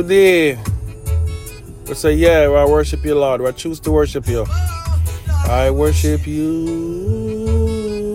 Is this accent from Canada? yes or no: no; Jamaica; we're coming from Jamaica